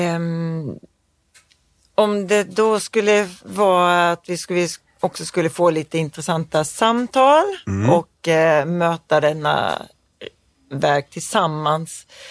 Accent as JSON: {"language": "Swedish", "town": "Knislinge", "region": "Skåne", "country": "Sweden", "tie": "born or raised there", "also_born_or_lived": "Malmö", "accent": "Scanian", "said": "jag är uppvuxen på landet"}